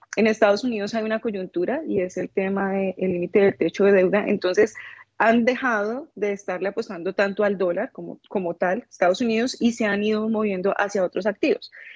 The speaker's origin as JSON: {"language": "Spanish", "country": "Colombia", "said": "soy colombiana"}